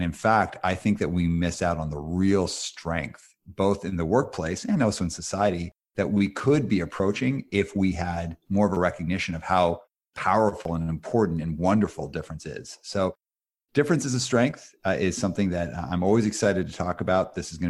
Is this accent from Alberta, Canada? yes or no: yes; Calgary, Alberta, Canada; also born or lived in Montreal; I was born in Montreal and I lived there till I was 5. And then when I moved to Calgary